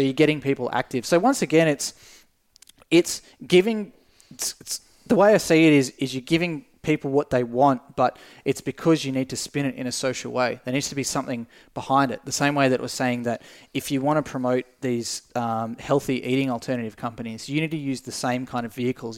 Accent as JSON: {"language": "English", "region": "Tasmania", "country": "Australia", "tie": "born or raised there", "said": "as a kid growing up in Tasmania"}